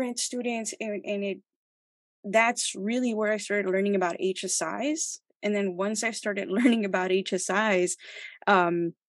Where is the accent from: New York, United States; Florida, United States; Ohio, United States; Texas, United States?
Texas, United States; El Paso; moved away as an adult; also born or lived in Ciudad Juarez, Mexico / Northwestern (Illinois); I grew up in El Paso and Ciudad Juarez